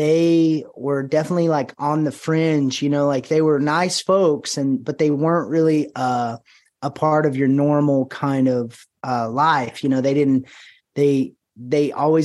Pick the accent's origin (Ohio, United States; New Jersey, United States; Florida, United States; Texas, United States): Texas, United States; Paris; I'm from Paris, Texas, raised here, and I still live here.